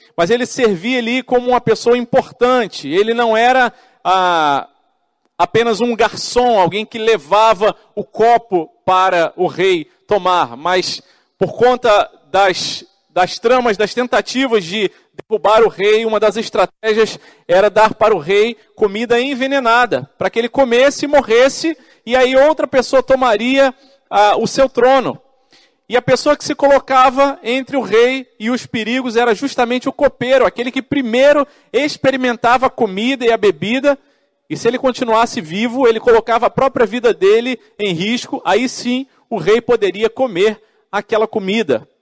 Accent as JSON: {"language": "Portuguese", "region": "Rio de Janeiro", "country": "Brazil", "said": "eu sou do Rio de Janeiro"}